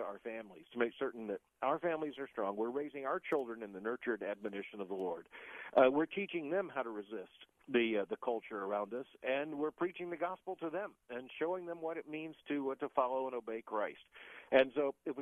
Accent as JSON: {"language": "English", "region": "Florida", "country": "United States", "tie": "born or raised there", "moved": "yes", "said": "as a native Floridian"}